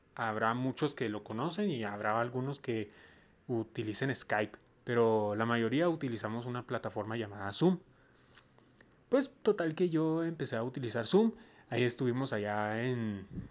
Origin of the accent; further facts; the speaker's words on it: Mexico; yo soy mexicano yo estoy orgulloso de ser mexicano. Entonces yo digo que mi país es México